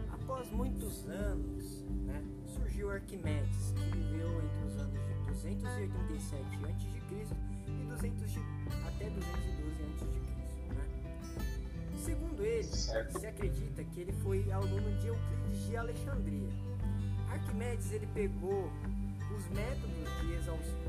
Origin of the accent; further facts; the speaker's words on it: São Paulo, Brazil; now in Panorama, Brazil; eu sou daqui de Panorama, mas a minha cidade natal é São Paulo.